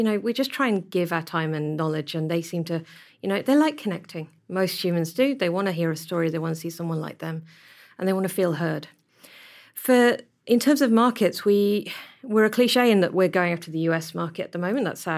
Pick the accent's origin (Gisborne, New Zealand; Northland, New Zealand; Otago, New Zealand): Northland, New Zealand; Whangarei; just like they do in Auckland and they do in Christchurch and growing up in Whangarei.